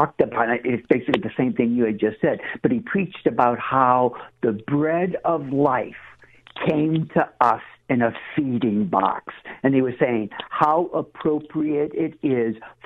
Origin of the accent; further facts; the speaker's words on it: New Orleans, Louisiana, United States; I was born and raised in New Orleans